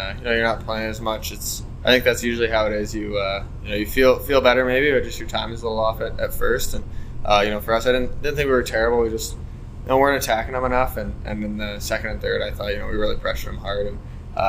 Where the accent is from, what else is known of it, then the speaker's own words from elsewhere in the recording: Vancouver, British Columbia, Canada; I'm from Vancouver